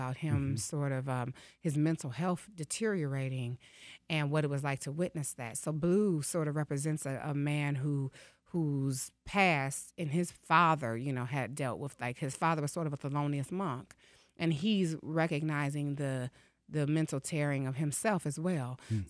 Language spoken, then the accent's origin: English; Detroit, Michigan, United States; so as a poet in Detroit, I grew up in the Cafe Mahogany era of spoken word here.